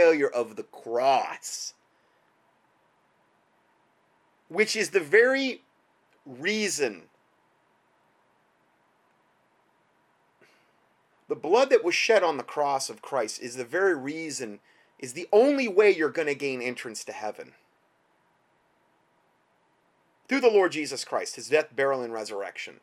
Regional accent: United States; as an American

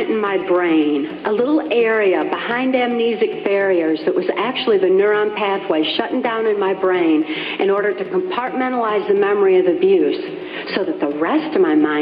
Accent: Muskegon, Michigan, United States; I was born in 1957 in Muskegon, Michigan

